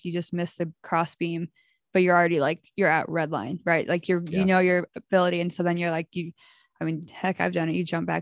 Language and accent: English; United States; I am American